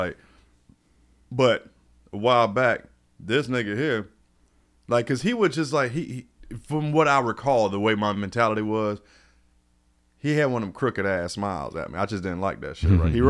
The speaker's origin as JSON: {"language": "English", "region": "Florida", "country": "United States", "tie": "born or raised there", "said": "I mean, I wasn't born in Florida. You know, I'm Florida rooted as far as my dad, and I was raised in Florida. You know, I'm a military brat."}